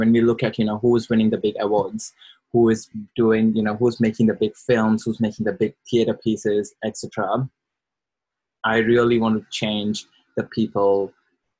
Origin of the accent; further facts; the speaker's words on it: India; moved away as an adult; now in Brisbane, Australia; I am thoroughly Indian. I've been in Australia, in quotes, for the last 5 years and predominantly lived in Brisbane.